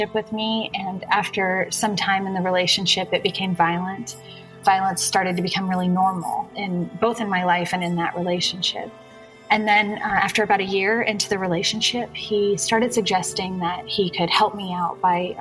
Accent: San Francisco Bay Area, California, United States; So I grew up in the San Francisco Bay Area in a good home, two loving parents and two sisters.

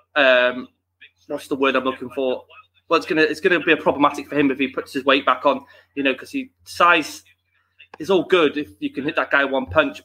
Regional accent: United Kingdom; we want our Brits

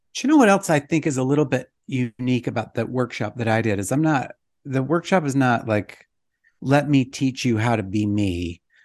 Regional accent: Idaho, United States; now in Utah, United States; I'm from Idaho, and now I live in Utah, and the summer before I moved from Idaho to Utah

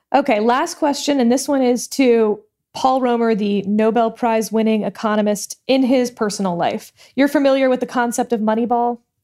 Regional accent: Houston, Texas, United States; I come from Houston

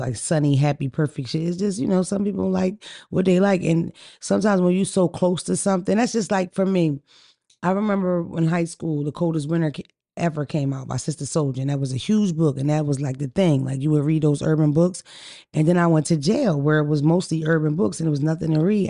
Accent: Atlanta, Georgia, United States; we're from Atlanta

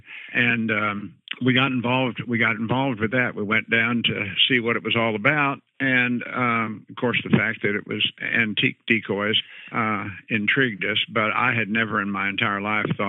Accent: Illinois, United States; moved away as an adult; also born or lived in Auburn, Alabama; now in Florida, United States; when I grew up in Midwest in Illinois, and my dad was a college professor there at Western Illinois University.

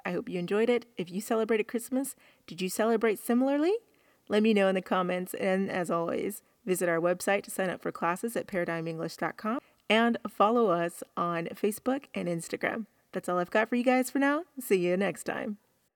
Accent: the South, United States; I'm from the South

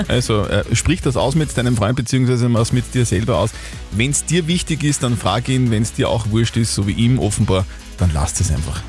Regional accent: Upper Austria, Austria; bei uns in Oberösterreich

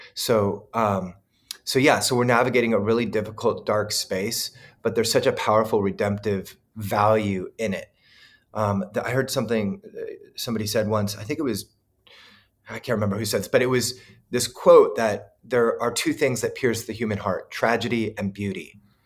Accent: Southern California, United States; also born or lived in Kansas City, Missouri, United States / Hawaii, United States; I grew up here in Southern California, but I lived in the Midwest for sixteen years

